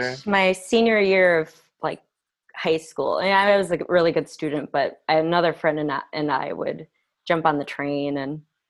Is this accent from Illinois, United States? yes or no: yes; Palatine, Illinois, United States; also born or lived in Chicago, Illinois; So I grew up 45 minutes away from Chicago proper in a little town called Palatine, Illinois. Hmm. It definitely wasn't diverse, but my parents moved us to the suburbs because education was a lot better.